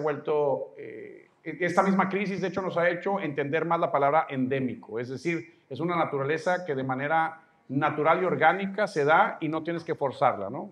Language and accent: Spanish; Mexico; soy mexicano, tú también, estamos en México